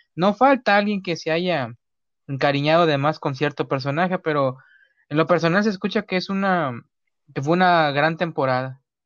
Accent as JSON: {"language": "Spanish", "country": "Mexico", "said": "aquí en México"}